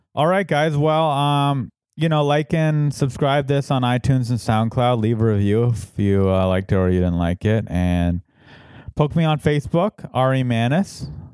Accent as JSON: {"language": "English", "town": "San Diego", "region": "California", "country": "United States", "tie": "born or raised there", "moved": "yes", "said": "San Diego, my hometown."}